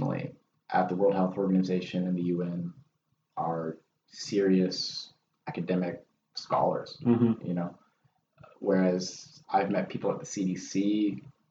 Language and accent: English; Washington, United States; I'm from Washington